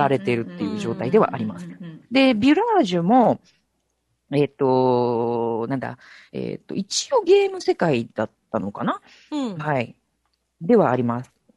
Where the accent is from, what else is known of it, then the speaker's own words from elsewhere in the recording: Osaka, Japan; 私、大阪出身なので